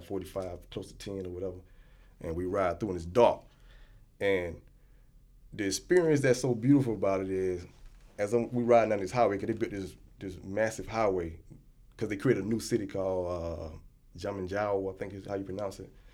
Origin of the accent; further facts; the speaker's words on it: United States; I'm from the United States